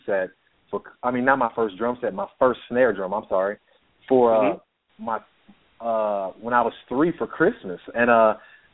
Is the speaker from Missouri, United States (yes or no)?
yes; St. Louis, Missouri, United States; now in Nashville, United States; I was born and raised in St. Louis, Missouri